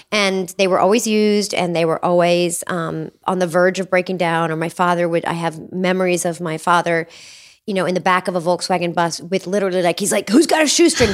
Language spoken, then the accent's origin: English; Cincinnati, Ohio, United States; moved away; also born or lived in Appalachia; I grew up in Cincinnati, Ohio in the seventies